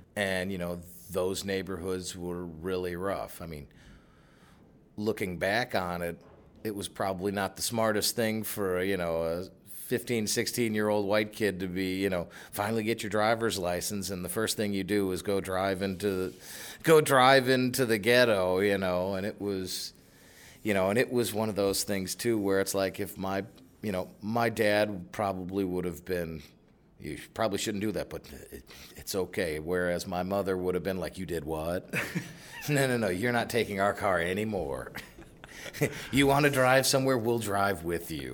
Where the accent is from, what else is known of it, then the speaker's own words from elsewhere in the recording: Chicago, Illinois, United States; I grew up out on the South Side